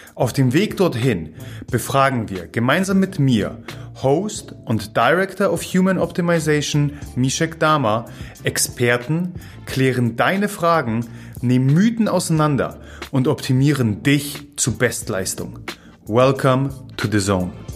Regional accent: Gdynia, Pomeranian Voivodeship, Poland; first language Polish; German is a second language; moved away; Also ich komme ja aus Gdynia

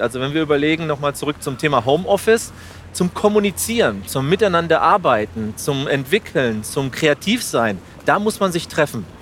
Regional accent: Spain; now in Germany; Spanien ist, soweit ich weiß, als Spanier auch ein Land in der EU

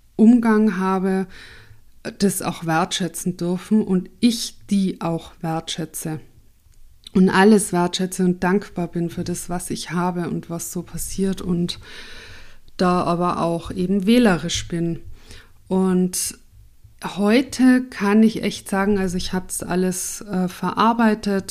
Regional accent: Tyrol, Austria; now in Munich, Germany; Also ich wurde in München geboren und bin aber aufgewachsen in Tirol und wohne aber jetzt wieder in München.

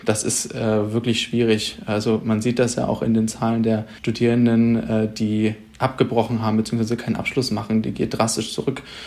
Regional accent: Schleswig-Holstein, Germany; bei uns in Schleswig-Holstein

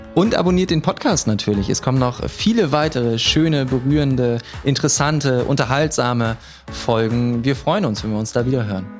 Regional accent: Groningen, Netherlands; moved away; damals bei uns in Groningen

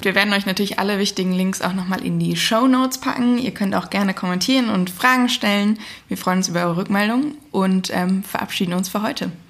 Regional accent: Hesse, Germany; bei uns in Hessen

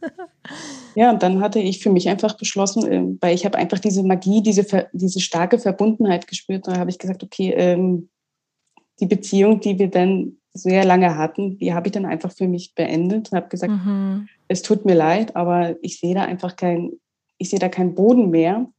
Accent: Mecklenburg-Vorpommern, Germany; moved away as an adult; also born or lived in Rostock; now in Austria; ich komme gebürtig, ich komme von der Ostseeküste.

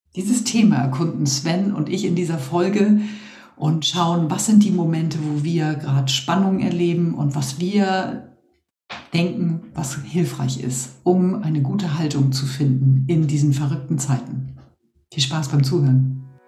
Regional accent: Northern Germany, Germany; als Norddeutsche

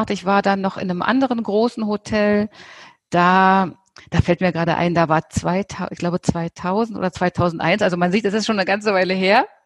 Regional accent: Germany; Ja, ich bin in Deutschland aufgewachsen

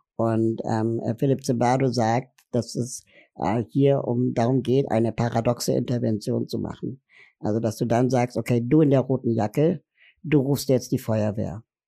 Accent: Berlin, Germany; Ich komme aus Berlin, bin 40 Jahre alt

